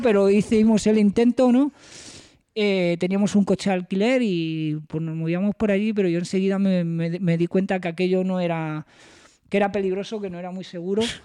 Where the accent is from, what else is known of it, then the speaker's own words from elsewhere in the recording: Spain; somos los españoles